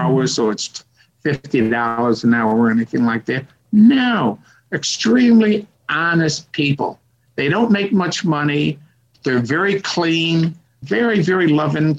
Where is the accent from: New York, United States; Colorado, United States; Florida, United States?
New York, United States; Rochester; moved away as an adult; now in China; I was born in Rochester, New York